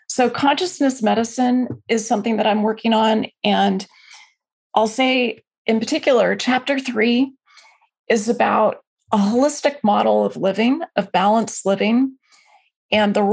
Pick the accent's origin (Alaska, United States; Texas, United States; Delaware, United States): Alaska, United States; now in Bay Area, United States; I'm from Alaska